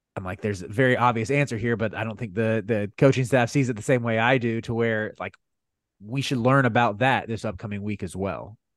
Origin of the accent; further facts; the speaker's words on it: North Carolina, United States; growing up in North Carolina, we eat a lot of fried chicken